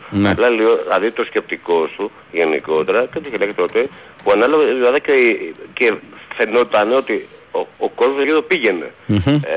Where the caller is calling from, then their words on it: Aigio, Western Greece, Greece; από Αίγιο